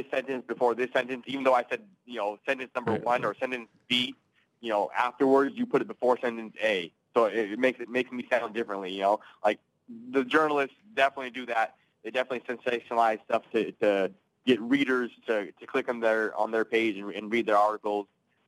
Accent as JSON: {"language": "English", "town": "Seattle", "region": "Washington", "country": "United States", "said": "definitely a Seahawks guy because I'm from Seattle, so a big Seahawks fan for you know a long time. You know, I lived there the entire time."}